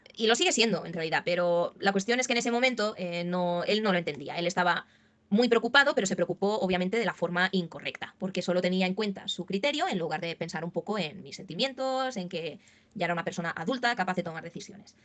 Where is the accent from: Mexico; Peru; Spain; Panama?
Spain; Barcelona, Catalonia; yo soy de, aquí de España, de Barcelona